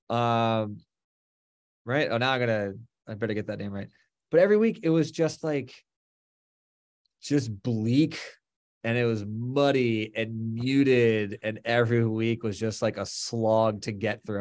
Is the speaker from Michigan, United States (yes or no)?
no; Florida, United States; moved away as an adult; also born or lived in Boston / Los Angeles / New York; now in New Jersey, United States; We grew up in Florida